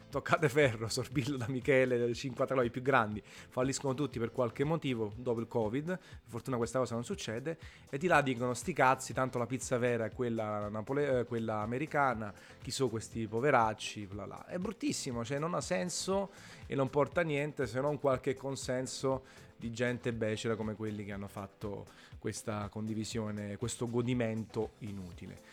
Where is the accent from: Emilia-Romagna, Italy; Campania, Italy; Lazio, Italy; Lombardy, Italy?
Campania, Italy; Naples; sono napoletano